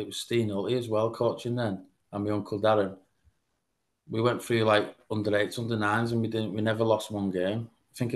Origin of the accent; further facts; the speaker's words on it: Widnes, North West England, United Kingdom; I grew up in Ditton, a Ditton soldier, just with mum and dad, and Matty, my older brother